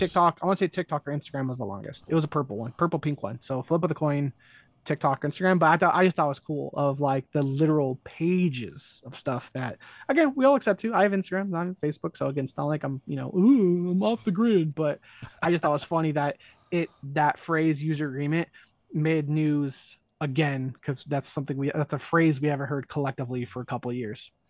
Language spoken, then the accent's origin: English; California, United States; I'm born and raised in California